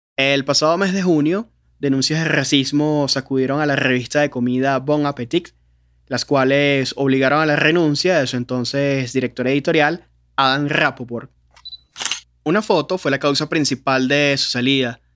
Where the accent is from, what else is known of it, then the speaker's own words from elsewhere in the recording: Venezuela; cómo somos los venezolanos